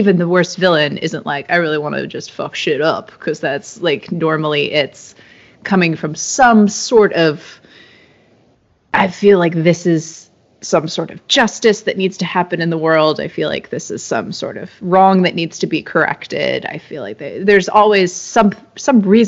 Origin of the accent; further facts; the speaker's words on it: San Jose, California, United States; now in San Diego, United States; So we live in San Diego now, but I grew up in San Jose in the Silicon Valley.